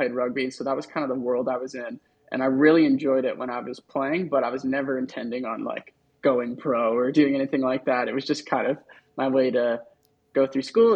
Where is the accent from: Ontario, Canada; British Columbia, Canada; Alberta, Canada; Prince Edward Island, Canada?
Ontario, Canada; Pickering; moved away as an adult; also born or lived in Ohio / Nashville; I grew up in Pickering, Ontario.